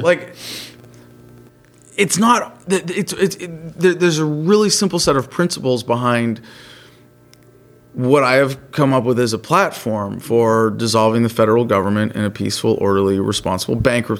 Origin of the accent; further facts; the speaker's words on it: California, United States; just to go back to my home state of California